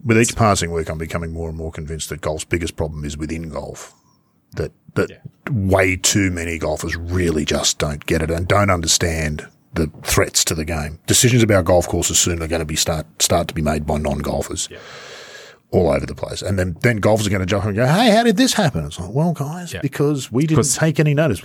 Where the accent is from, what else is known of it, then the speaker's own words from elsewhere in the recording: Sydney, New South Wales, Australia; growing up in Sydney